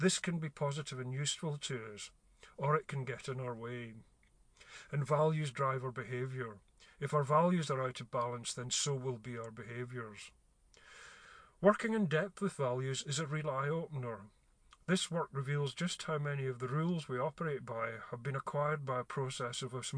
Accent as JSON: {"language": "English", "town": "Glasgow", "region": "Scotland", "country": "United Kingdom", "tie": "born or raised there", "said": "I grew up in Glasgow in the 60s"}